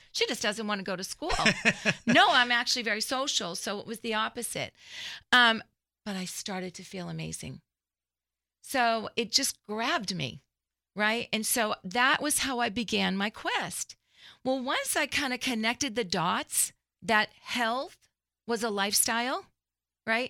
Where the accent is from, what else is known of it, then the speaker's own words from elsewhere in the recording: Framingham, Massachusetts, United States; moved away as an adult; also born or lived in Dallas-Fort Worth, Texas; now in Dallas, United States; I grew up in Framingham, Massachusetts, outside of Boston.